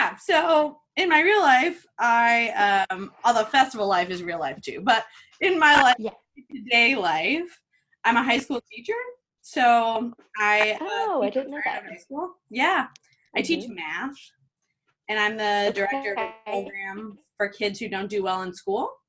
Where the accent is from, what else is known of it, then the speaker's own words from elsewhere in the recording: Southern Indiana, United States; from Indiana, Southern Indiana.